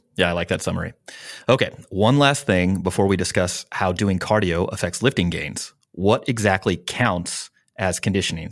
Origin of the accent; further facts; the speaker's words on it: Midwest, United States; now in San Diego, United States; I'm from the Midwest